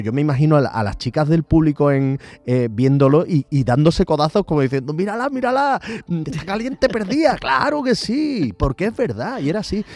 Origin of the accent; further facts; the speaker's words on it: Andalusia, Spain; nosotros como, cultura andaluces